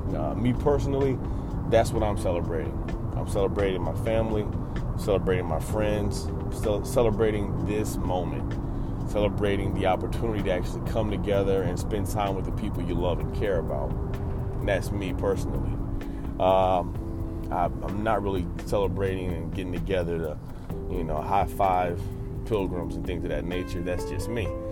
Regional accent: United States; we as Americans

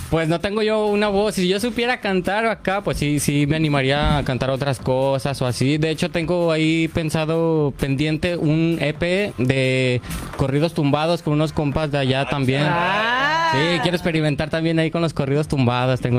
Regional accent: León, Guanajuato, Mexico; Pues, vengo de León, Guanajuato. La cuna de los panzas verdes

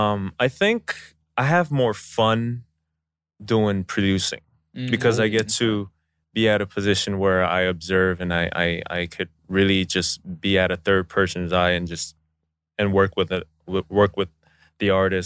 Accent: United States; moved away as an adult; now in South Korea; me being Korean American…

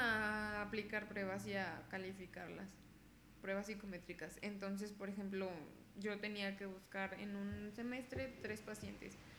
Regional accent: Mexico

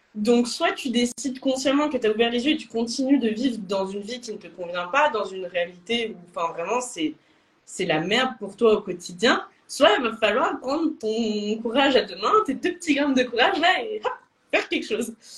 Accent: Lyon, Auvergne-Rhône-Alpes, France; moved away as an adult; also born or lived in Bordeaux; je suis de Lyon

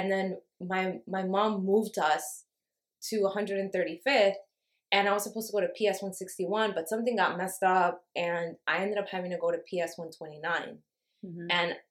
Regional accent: New York City, New York, United States; I grew up in Harlem.

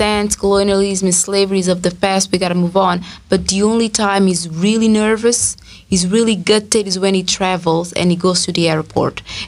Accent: Angola; moved away as an adult; also born or lived in Cape Verde / Portugal; now in London, United Kingdom; I was born in Angola

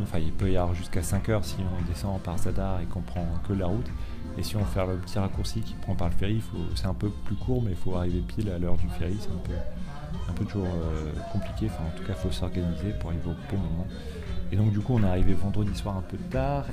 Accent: France; en tant que Français

